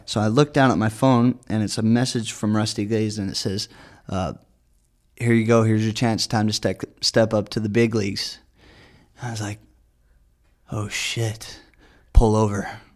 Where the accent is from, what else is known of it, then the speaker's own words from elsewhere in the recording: near San Bernardino, California, United States; San Bernardino, which is pretty close to my hometown